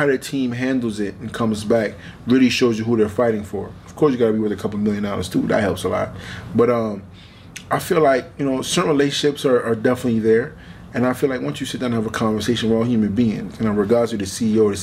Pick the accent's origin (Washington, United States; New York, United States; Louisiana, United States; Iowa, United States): New York, United States; To fight AJ and MSG in my hometown